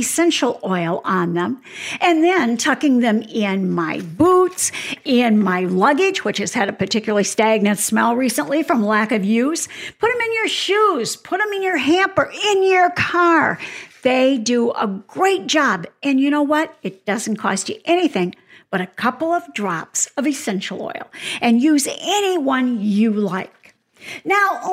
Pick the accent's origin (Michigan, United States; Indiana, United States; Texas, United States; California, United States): Michigan, United States; now in Arizona, United States; Now, I live in Arizona, so fortunately, I don't have to shovel snow, but I'm from Michigan